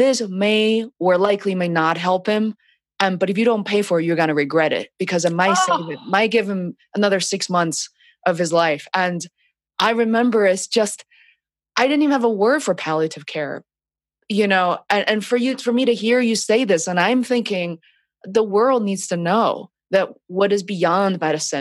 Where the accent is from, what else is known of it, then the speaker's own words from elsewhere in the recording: China; moved away; my background of being born and raised in China